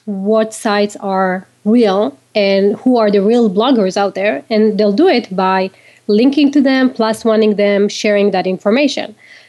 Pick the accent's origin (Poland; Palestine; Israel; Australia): Israel; now in United States; Well, I grew up in Israel. So in Israel, it's really not easy to start a company, like in the States.